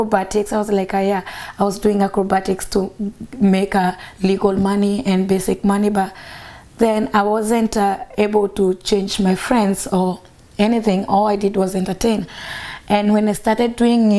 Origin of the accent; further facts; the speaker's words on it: Nairobi, Kenya; I grew up in Karubangi. It's next to the second biggest slum in Nairobi